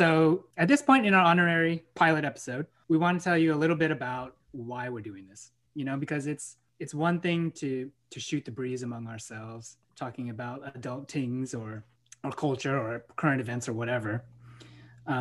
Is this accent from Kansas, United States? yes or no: no; San Francisco, California, United States; I was raised and born in the Parkside District of San Francisco, California